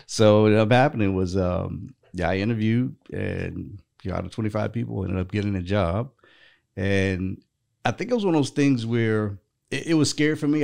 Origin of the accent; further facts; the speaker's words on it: North Carolina, United States; I was actually born and raised in North Carolina